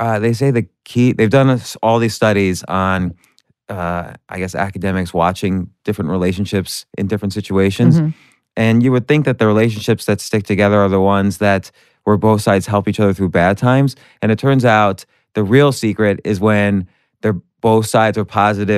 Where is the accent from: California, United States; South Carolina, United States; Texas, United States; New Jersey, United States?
New Jersey, United States; I grew up in the New Jersey suburbs.